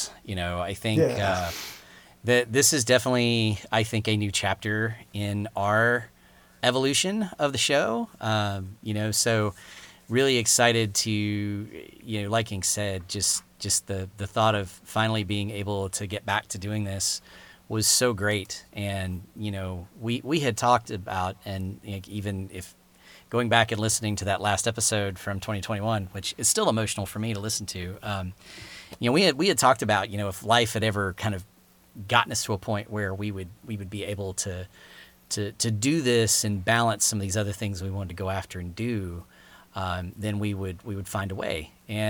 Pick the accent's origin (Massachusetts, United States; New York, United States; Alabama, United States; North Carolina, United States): Alabama, United States; Birmingham; moved away; Birmingham, Alabama, which is, as longtime listeners know, my hometown.